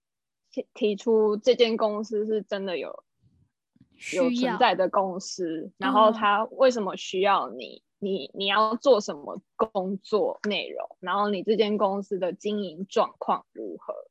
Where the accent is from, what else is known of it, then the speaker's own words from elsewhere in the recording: Taiwan; moved away as an adult; now in Japan; 毕竟他们都会愿意雇佣我一个台湾人了。